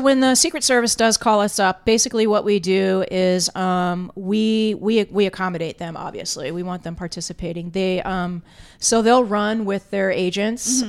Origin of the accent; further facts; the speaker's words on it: South Florida, United States; I grew up in South Florida, spent a lot of time down in, in Key West